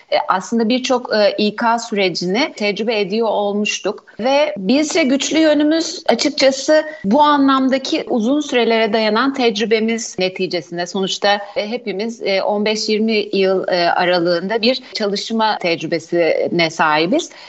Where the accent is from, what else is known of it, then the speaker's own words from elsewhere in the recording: Black Sea Region, Turkey; Karadenizliyim ben başta